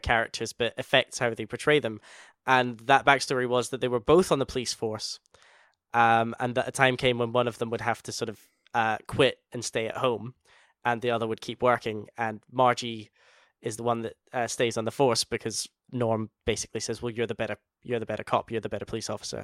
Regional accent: Scotland, United Kingdom; we're both Scottish.

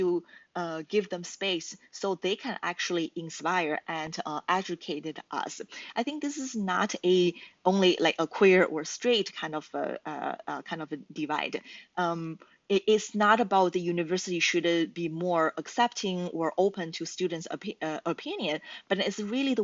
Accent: China; first language Chinese; English is a second language; moved away as an adult; also born or lived in United States (Midwest); now in Toronto, Canada; I'm originally from China, and I got my degree in the States, and I moved to Toronto, Canada

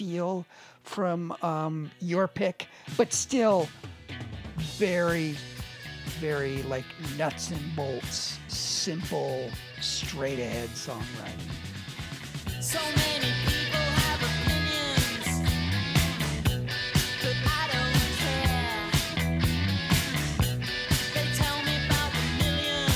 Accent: United States; we are Americans, you

